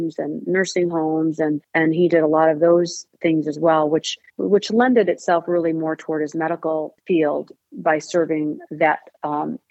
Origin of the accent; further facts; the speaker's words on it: Saginaw, Michigan, United States; now in Clarkston, United States; I'm from Saginaw, Michigan, which is a small town.